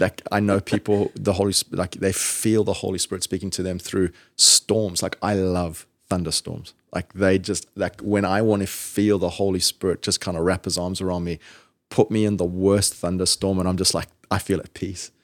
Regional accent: Zimbabwe; now in Georgia, United States; when I was little, growing up in Zimbabwe

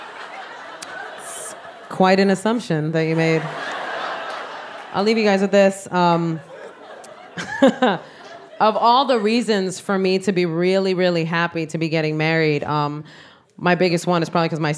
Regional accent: New York City, New York, United States; I am Puerto Rican from the South Bronx

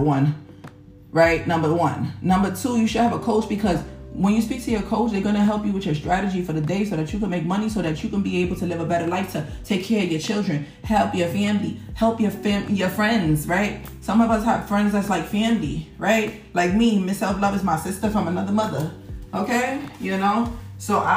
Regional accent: New York City, New York, United States; I'm from Harlem, New York

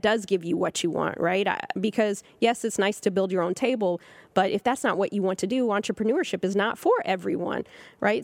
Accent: Southern California, United States; now in Harlem, New York, United States; I'm from California

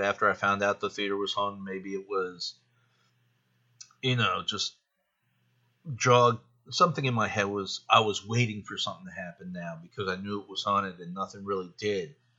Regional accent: Carlisle, Pennsylvania, United States; I live in Carlisle, Pennsylvania

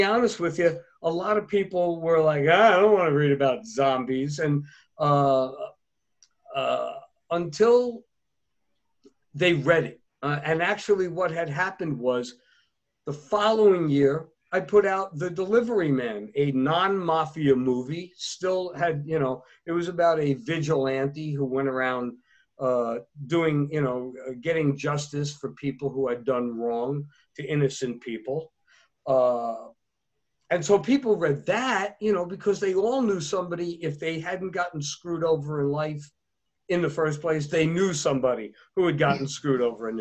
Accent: United States

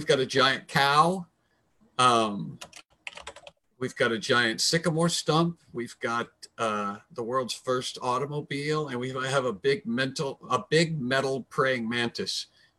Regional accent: Kokomo, Indiana, United States; drop it right in the center of the state, about an inch above Indianapolis, then your thumb or your finger will be on my hometown, which is Kokomo.

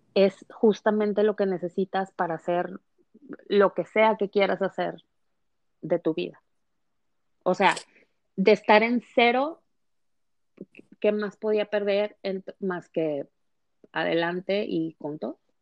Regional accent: Mexico; moved away as an adult; now in United States; en una familia eh, convencional mexicana, soy mexicana, a, emigrar a, este país, a Estados Unidos, de la frontera por la inseguridad

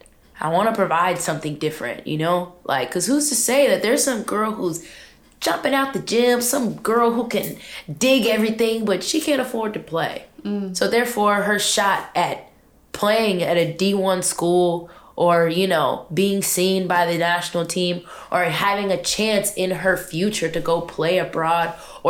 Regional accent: Richmond, California, United States; As far as the location, which is, I'm from Richmond, California.

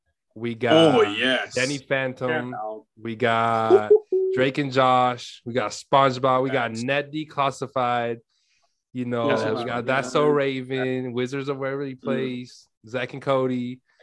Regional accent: Italy; moved away; growing up in Italy

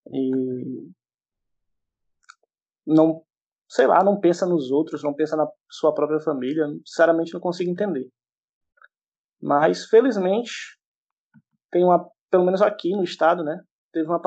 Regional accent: Ceará, Brazil; sou do Ceará

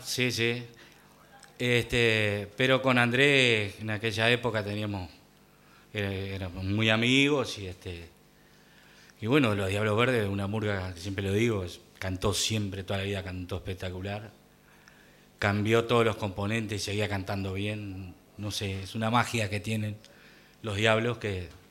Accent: Mercedes, Soriano, Uruguay; moved away; also born or lived in Montevideo; Allá en mi pueblo, yo iba con mi abuelo, este, tendría cuatro o cinco años

